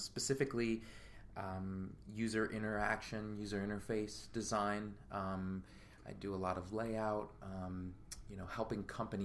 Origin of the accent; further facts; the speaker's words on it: Capital District, New York, United States; also born or lived in Philadelphia; we grew up in the Capital District